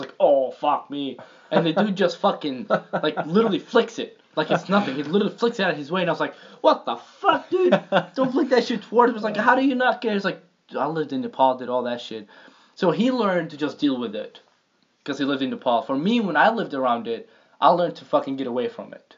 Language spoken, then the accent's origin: English; Jordan; moved away; Because I lived in Jordan